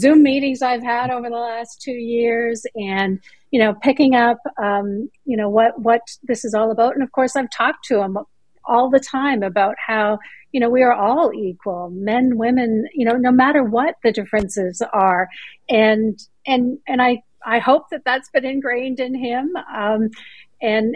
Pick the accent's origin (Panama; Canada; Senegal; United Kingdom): Canada; moved away as an adult; now in Greenville, United States; I'm originally from Canada. I lived there, born and raised there